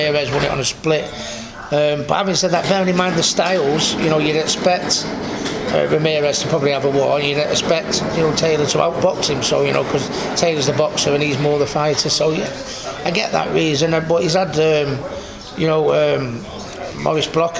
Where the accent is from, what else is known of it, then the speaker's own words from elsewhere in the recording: United Kingdom; as British